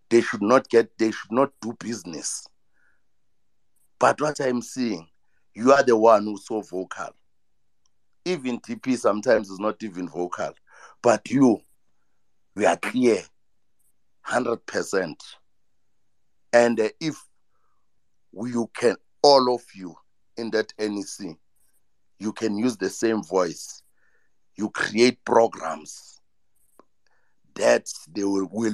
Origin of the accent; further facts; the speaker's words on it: Ekurhuleni, Gauteng, South Africa; I'm from Ekurhuleni.